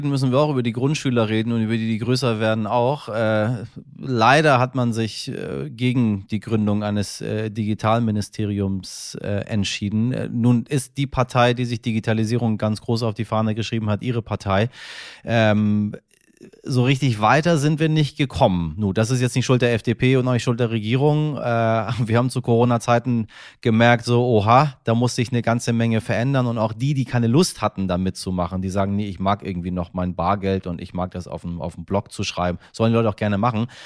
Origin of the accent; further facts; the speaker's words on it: Hamburg, Germany; Äh, ich bin Hamburger, ich musste mir mein Leben lang anhören, dass unser Abitur nichts wert ist